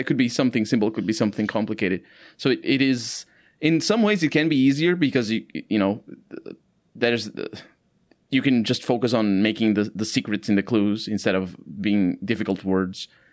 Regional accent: Portugal; English is a second language; here in Portugal

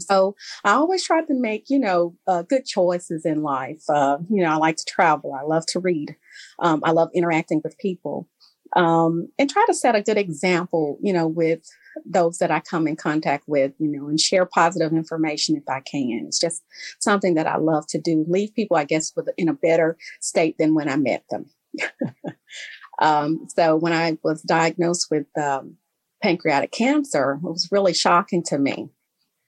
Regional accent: Memphis, Tennessee, United States; I am from Memphis, Tennessee. I grew up here

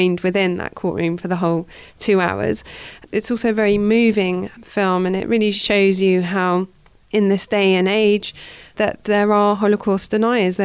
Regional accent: Edgware, London, United Kingdom; I grew up in Edgware

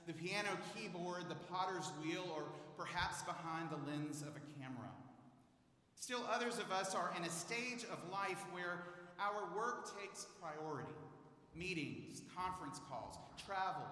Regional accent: Houston, Texas, United States; now in Dallas, United States; I'm a native of Houston

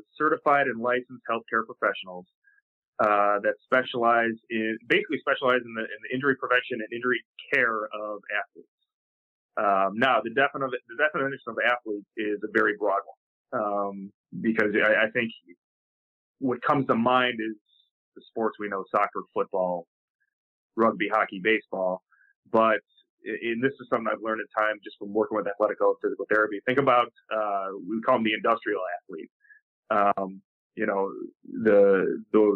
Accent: suburban Chicago, Illinois, United States; school I attended, which is very small in suburban Chicago

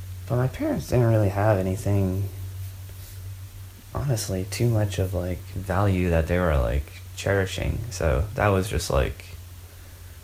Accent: New Hampshire, United States; when I was born in New Hampshire

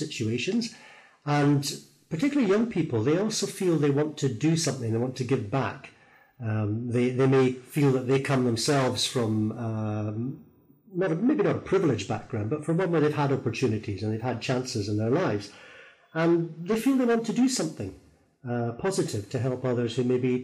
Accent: Thurso, Scotland, United Kingdom; moved away as an adult; now in Phnom Penh, Cambodia; I'm originally from Scotland, far north of Scotland, a place called Thurso

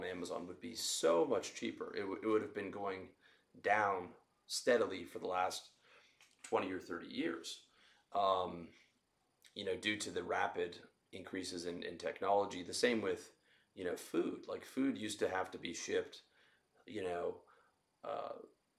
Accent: Canada; now in Southeast Asia; I'm Canadian and I live in Southeast Asia

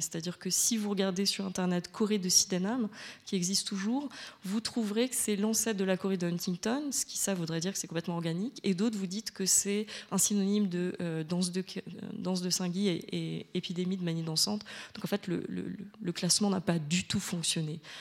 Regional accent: France; je suis française

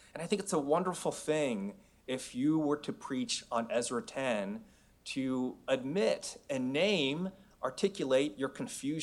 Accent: San Francisco, California, United States; moved away as an adult; also born or lived in Los Angeles / Seoul, Korea; now in Oregon, United States; I was born and raised in San Francisco

